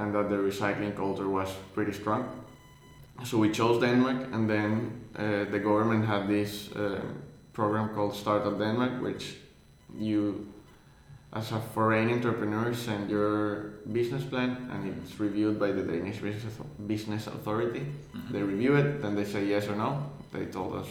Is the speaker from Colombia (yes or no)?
yes; Colombia; now in London, United Kingdom; we grew up in Colombia